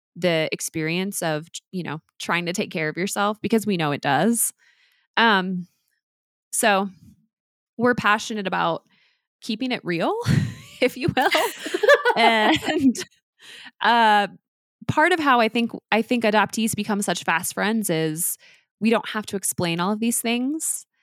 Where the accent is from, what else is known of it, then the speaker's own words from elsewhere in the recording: Oklahoma, United States; I was born in Oklahoma in nineteen eighty-four